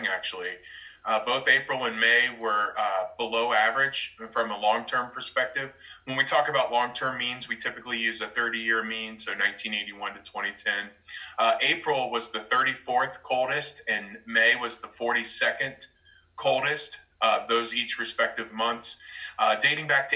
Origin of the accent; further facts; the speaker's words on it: Miamisburg, Ohio, United States; I grew up in Miamisburg, Ohio, down in southwest Ohio.